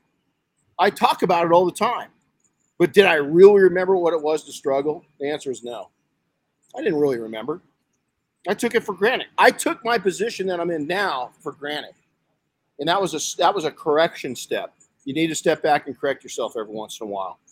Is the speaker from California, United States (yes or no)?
yes; outside of Los Angeles, California, United States; When I was a kid growing up outside of Los Angeles, we had smog alerts